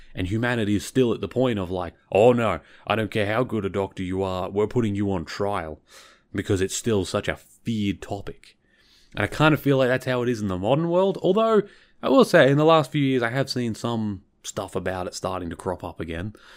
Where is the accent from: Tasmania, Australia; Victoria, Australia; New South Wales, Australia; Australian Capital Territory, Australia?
Victoria, Australia; I'm from Victoria, which is the, well, southernmost state.